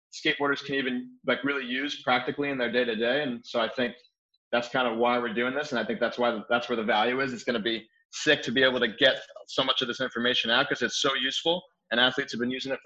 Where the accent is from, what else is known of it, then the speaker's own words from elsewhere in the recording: New Jersey, United States; moved away as an adult; now in Phoenix, United States; I grew up skateboarding in New Jersey